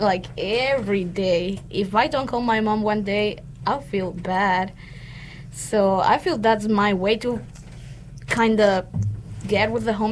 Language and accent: English; Tegucigalpa, Francisco Morazán, Honduras; English is a second language; moved away as an adult; now in North Carolina, United States; I was born and raised in Tegucigalpa, Honduras.